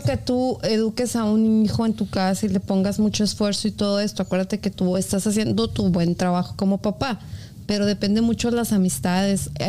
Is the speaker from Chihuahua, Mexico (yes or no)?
yes; Ciudad Juárez, Chihuahua, Mexico; now in United States; Aquí en Estados Unidos a mí me preguntan por series, porque como les digo que soy de Juárez